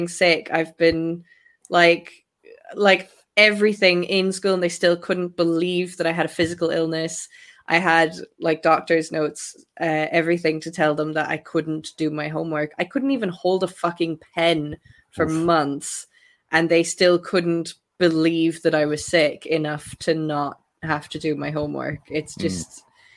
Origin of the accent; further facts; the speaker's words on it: Ireland; I'm Irish